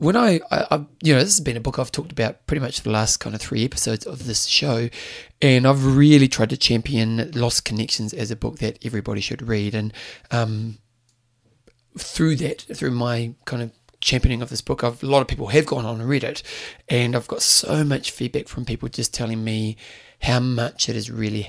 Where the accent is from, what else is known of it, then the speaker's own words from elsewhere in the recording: New Zealand; they knew I was a Kiwi or a New Zealander